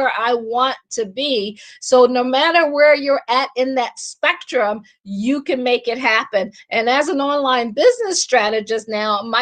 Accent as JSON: {"language": "English", "town": "Akron", "region": "Ohio", "country": "United States", "tie": "born or raised there", "also_born_or_lived": "Washington, D.C. / Baltimore / Boston / Pittsburgh", "moved": "as an adult", "said": "I am from Akron. I always say I grew up shy, sheltered, and in church basically 6 days a week"}